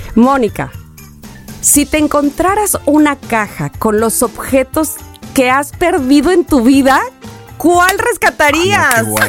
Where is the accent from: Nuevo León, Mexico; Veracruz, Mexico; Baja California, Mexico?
Veracruz, Mexico; yo venía de Veracruz, del EMBA, de la Escuela Municipal de Bellas Artes